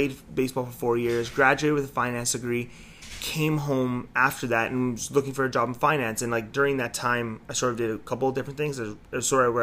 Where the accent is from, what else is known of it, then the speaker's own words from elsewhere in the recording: Toronto, Ontario, Canada; born and raised in Toronto. Grew up here. Grew up in North York area